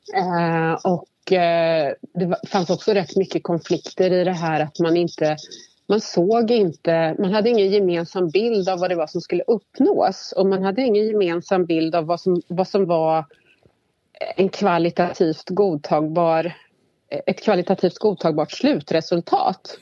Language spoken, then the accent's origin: Swedish; Värmland, Sweden; moved away as an adult; now in Stockholm, Sweden; jag kommer ursprungligen från Värmland men har bott hela mitt vuxna liv i Stockholm